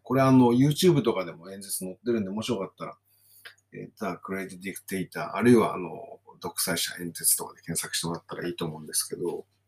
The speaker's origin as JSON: {"language": "Japanese", "town": "Kawasaki", "region": "Kanagawa", "country": "Japan", "tie": "born or raised there", "also_born_or_lived": "Saiwai-ku, Kawasaki", "lives_now": "Kawasaki, Japan", "said": "私が生まれ育った地域ってのは川崎南部なんですね。"}